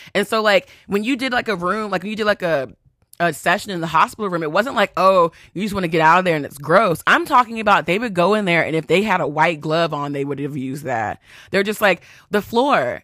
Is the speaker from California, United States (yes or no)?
no; Texas, United States; accent: country; moved away; I'm from Texas